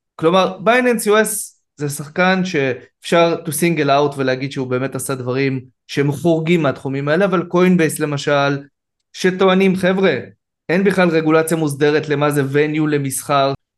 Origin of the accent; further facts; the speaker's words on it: Israel; אני כישראלי